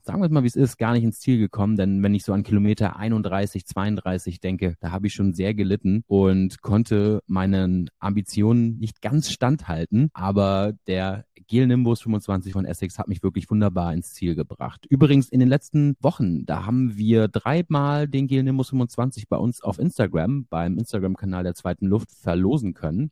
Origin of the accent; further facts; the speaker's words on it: Hamburg, Germany; ich komme ja aus Hamburg